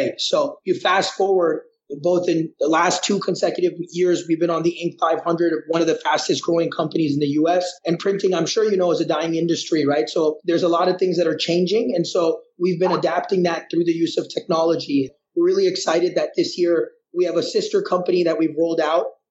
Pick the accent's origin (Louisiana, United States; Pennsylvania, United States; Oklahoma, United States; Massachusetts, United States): Massachusetts, United States; moved away as an adult; now in India; I've been born and brought up in the U.S., specifically in Massachusetts. So I grew up in Massachusetts.